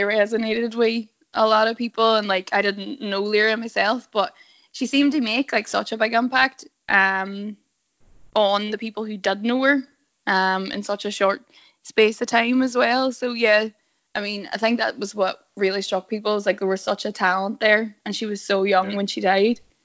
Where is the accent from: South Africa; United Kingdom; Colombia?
United Kingdom; Derry, Northern Ireland; I'm from Derry, which wouldn't be a DUP constituency